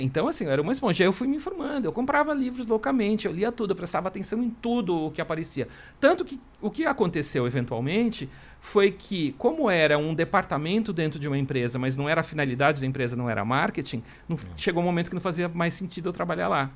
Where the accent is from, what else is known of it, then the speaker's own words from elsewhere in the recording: Marília, São Paulo, Brazil; moved away as an adult; also born or lived in Mato Grosso; now in São Paulo, Brazil; eu na, não nasci em Marília, mas eu cresci lá desde os três anos de idade, enfim. Depois vim para São Paulo na época da faculdade